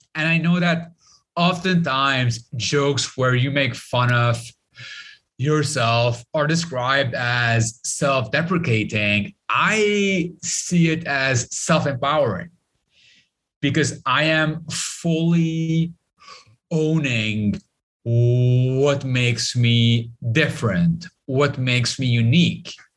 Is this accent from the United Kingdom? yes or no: no; Lebanon; Growing up in Lebanon